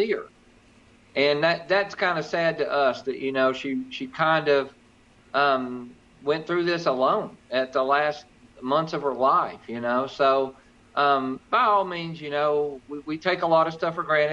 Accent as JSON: {"language": "English", "region": "North Louisiana", "country": "United States", "tie": "born or raised there", "moved": "yes", "said": "I grew up in North Louisiana."}